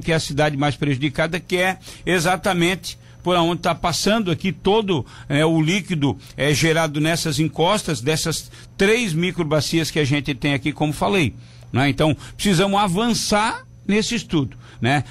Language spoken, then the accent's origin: Portuguese; Pedras Grandes, Santa Catarina, Brazil; now in Tubarão, Brazil; Eu sou de Pedras Grandes